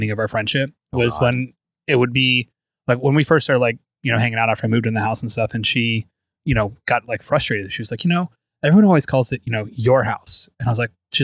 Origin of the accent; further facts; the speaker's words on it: Florida, United States; I'm from Florida